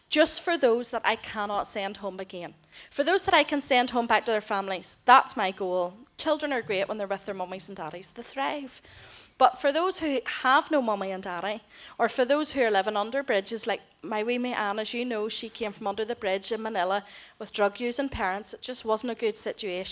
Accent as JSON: {"language": "English", "country": "Ireland", "moved": "yes", "lives_now": "Philippines", "said": "I'm Irish"}